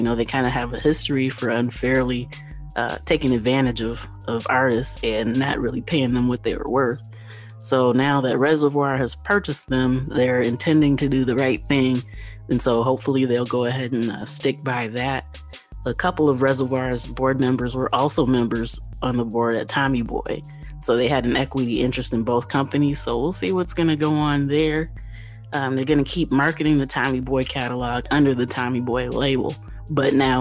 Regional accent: Kalamazoo, Michigan, United States; I am from Kalamazoo.

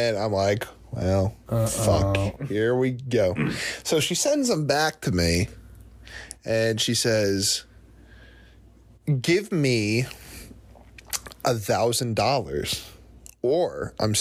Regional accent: New Jersey, United States; I'm from New Jersey

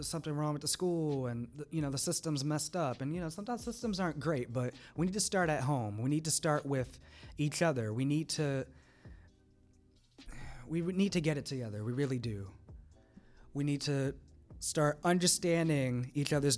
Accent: New Jersey, United States; my hometown in New Jersey at my former high school

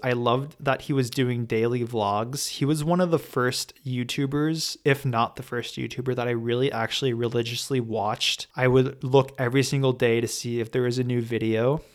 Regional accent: Los Angeles, California, United States; growing up in Los Angeles, going to private school my entire life

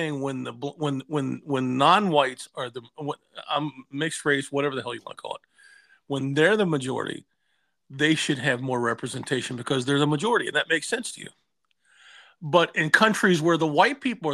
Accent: United States; I'm the American here

